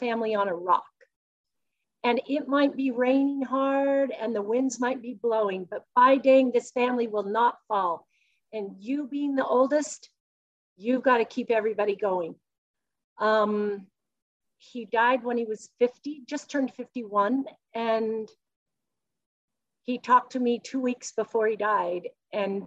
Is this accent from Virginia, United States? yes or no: no; Salt Lake City, Utah, United States; I was born in Salt Lake City and I grew up in Utah.